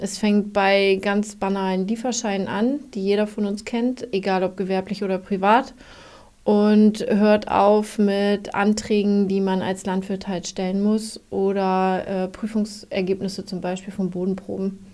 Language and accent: German; Germany; ich komme aus Jemstedt